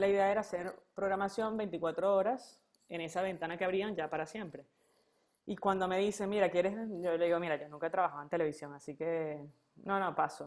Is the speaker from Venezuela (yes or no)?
yes; Venezuela; moved away as an adult; now in Argentina; extraño a la Venezuela donde yo nací